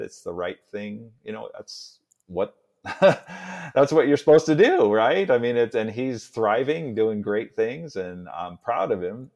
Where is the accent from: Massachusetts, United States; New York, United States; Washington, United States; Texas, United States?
Washington, United States; Seattle; also born or lived in New Orleans, United States; that's where I was born in New Orleans. And then he moved us up to Seattle